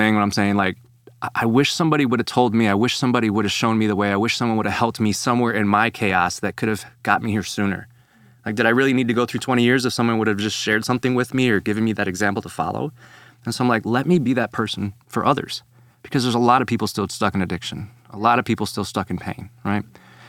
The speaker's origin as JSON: {"language": "English", "town": "Chicago", "region": "Illinois", "country": "United States", "lives_now": "Texas, United States", "said": "And so I come from Chicago to Texas, and I joined this discipleship ministry that he was working at."}